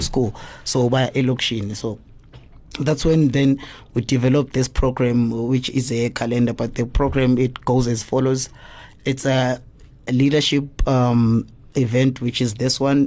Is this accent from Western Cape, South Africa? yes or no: no; East Rand, Gauteng, South Africa; I'm from the East Rand. What, 55. Mm. Yes, I was born and bred there. I grew up there